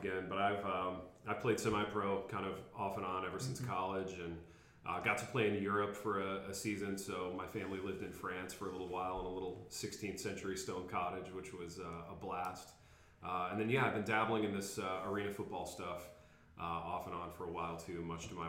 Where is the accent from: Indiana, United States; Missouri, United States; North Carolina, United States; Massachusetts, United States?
Indiana, United States; Hartford City; also born or lived in Michigan; now in Jackson, United States; Grew up in Indiana. Grew up in a tiny little town called Hartford City, which was like an hour north of Indianapolis